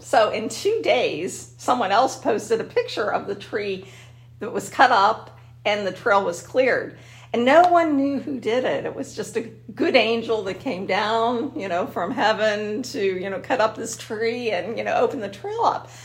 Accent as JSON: {"language": "English", "town": "Ben Avon", "region": "Pennsylvania", "country": "United States", "tie": "born or raised there", "said": "I grew up in Ben Avon"}